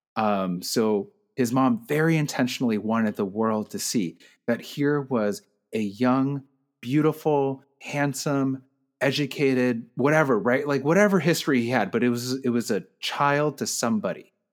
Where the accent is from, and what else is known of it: United States